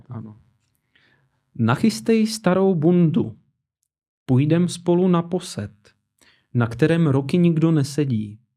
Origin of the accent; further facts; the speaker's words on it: Czechia; Laka, ne, Česko, já jsem prostě Čech